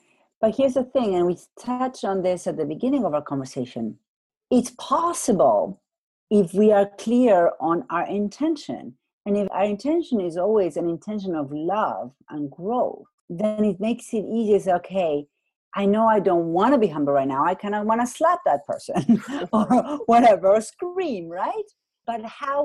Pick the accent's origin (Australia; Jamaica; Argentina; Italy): Argentina; moved away; I come from Argentina. I went to a semi-private school